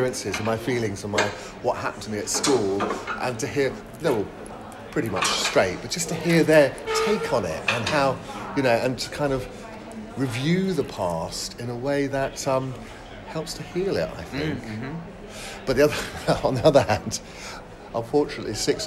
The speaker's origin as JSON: {"language": "English", "town": "Bishop's Stortford", "region": "East of England", "country": "United Kingdom", "tie": "born or raised there", "also_born_or_lived": "Horsham, Sussex", "said": "I was born in Hertfordshire, in a town called Bishop Stortford"}